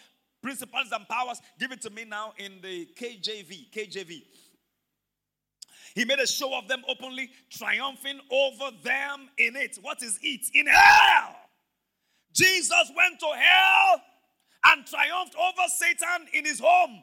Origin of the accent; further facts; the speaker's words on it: Ibadan, Oyo, Nigeria; growing up in Mokola